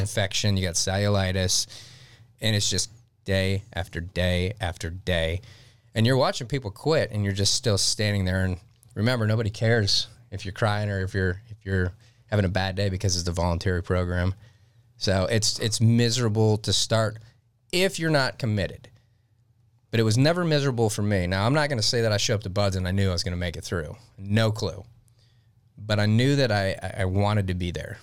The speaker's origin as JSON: {"language": "English", "town": "Detroit", "region": "Michigan", "country": "United States", "tie": "born or raised there", "moved": "yes", "said": "I grew up in Detroit, Michigan."}